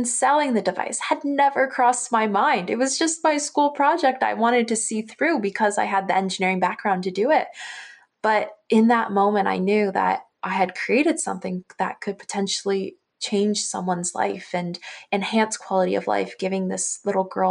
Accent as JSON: {"language": "English", "town": "Hamilton", "region": "Ontario", "country": "Canada", "tie": "born or raised there", "said": "I'm born and raised in Hamilton, Ontario"}